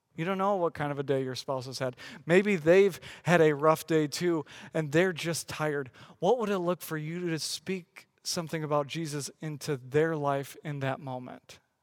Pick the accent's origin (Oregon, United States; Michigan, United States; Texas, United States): Michigan, United States; West; I grew up in West Michigan.